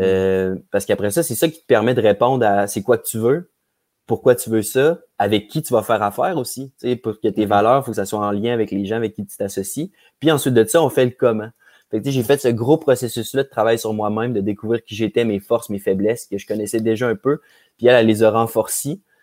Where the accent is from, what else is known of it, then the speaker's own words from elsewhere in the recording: Quebec City, Quebec, Canada; je suis un petit gars de Québec. J'ai grandi à Charlebourg.